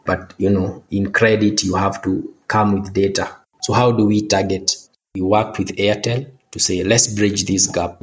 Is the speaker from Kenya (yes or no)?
yes; Kenya; I was born and raised in Kenya, and I went to University of Nairobi to study statistics